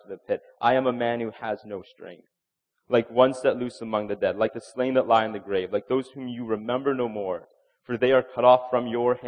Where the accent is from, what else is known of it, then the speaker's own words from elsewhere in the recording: Canada; we have this pressure as Christians, as Canadian Christians, that we're polite people. As Canadians, we're polite